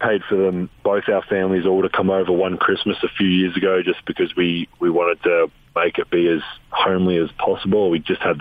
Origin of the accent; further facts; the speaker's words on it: Adelaide, South Australia, Australia; growing up in Australia, the NBA was so far away. We didn't have cable TV, so I couldn't watch games. I grew up wanting to play for the Adelaide 36ers